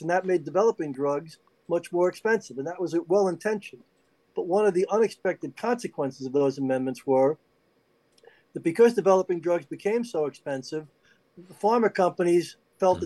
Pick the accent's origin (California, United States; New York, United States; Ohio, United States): New York, United States; everybody in New York, of course, we all knew growing up in New York